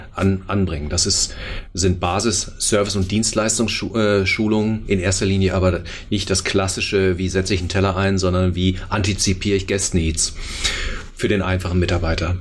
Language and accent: German; Hagen, North Rhine-Westphalia, Germany; moved away as an adult; now in Berlin, Germany; ich bin 46, äh, komme aus Hagen, NRW